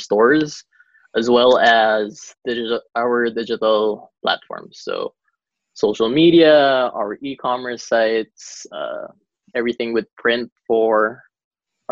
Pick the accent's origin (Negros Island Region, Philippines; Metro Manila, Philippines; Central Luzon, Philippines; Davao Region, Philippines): Davao Region, Philippines; Davao City; now in Manila, Philippines; I actually flew back to my hometown. I am in way down south. I'm back in Davao for now.